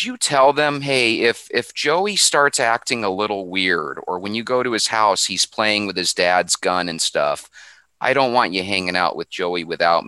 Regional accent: Phoenix, Arizona, United States; growing up in Phoenix, Arizona

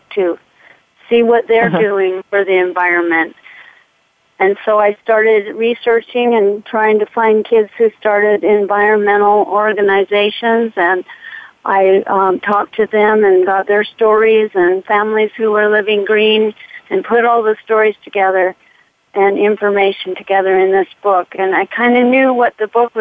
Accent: Portland, Oregon, United States; moved away as an adult; I grew up in Portland, Oregon, and I'm one of 11 children

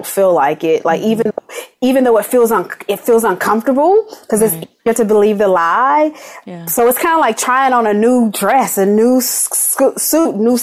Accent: Los Angeles, California, United States; I'm from Watts, you know, yeah. and I had all these adverse childhood experiences

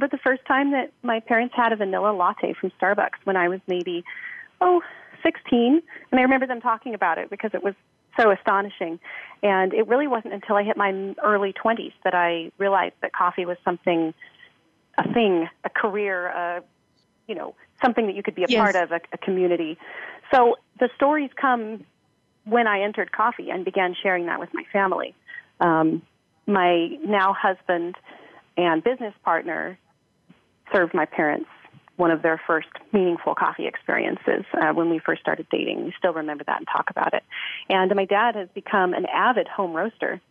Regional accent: Missouri, United States; also born or lived in Montana / Ethiopia; now in Portland, United States; I was born in Montana in Flathead Valley and then moved to Missouri and grew up there in the country in dairy farmland

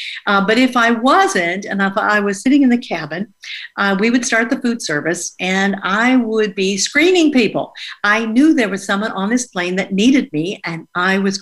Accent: Ohio, United States; now in California, United States; I grew up in Ohio

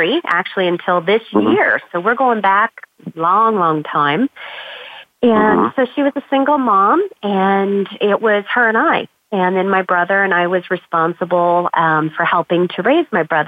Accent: Las Vegas, Nevada, United States; moved away as an adult; now in Arizona, United States; I'm actually originally from Las Vegas, Nevada, third generation native

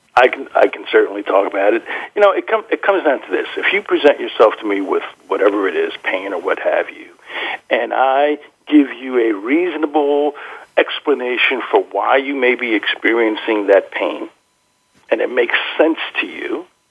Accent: New Jersey, United States; I grew up in New Jersey

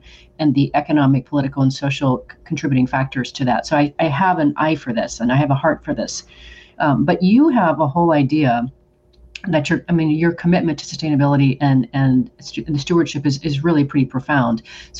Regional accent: Oregon, United States; moved away; also born or lived in Rio de Janeiro, Brazil; I grew up in Oregon, which is known as a tree-hugging, granola-eating state.

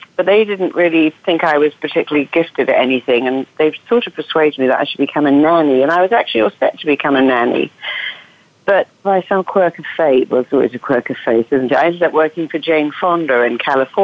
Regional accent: Cambridge, East of England, United Kingdom; accent: English; now in Los Angeles, United States; I come from Cambridge, actually, but I live

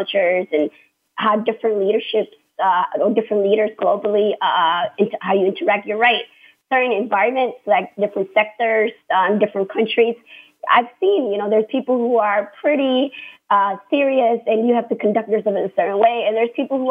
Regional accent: United States; I am American

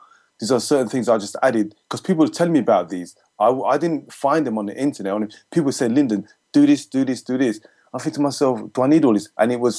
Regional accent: Jamaica; Because as a Jamaican, we eat pasta, we eat rice, we eat potatoes all the time.

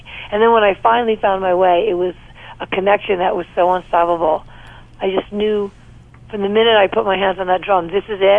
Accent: New York City, New York, United States; I grew up in New York, New York, on the Upper West Side of Manhattan, and yeah, that's where I grew up

